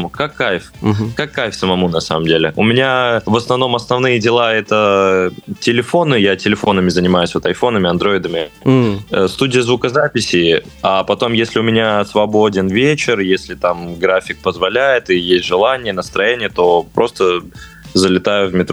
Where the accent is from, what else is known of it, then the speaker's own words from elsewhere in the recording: Ivanovo, Ivanovo Oblast, Russia; now in Moscow, Russia; я сам, сам из города Невест.